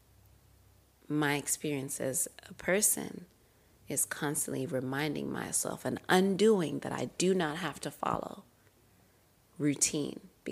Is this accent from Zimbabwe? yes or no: yes; Zimbabwe; now in United States; even though I'm still here in America, I'm still Zimbabwean